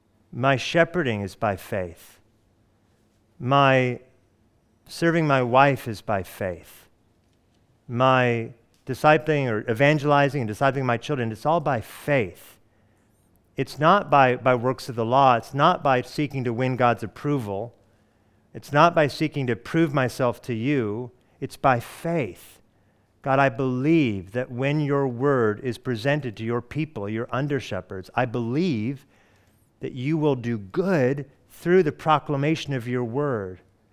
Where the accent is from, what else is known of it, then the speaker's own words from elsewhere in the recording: Hawaii, United States; born there; I was born in Hawaii, and I didn't know that.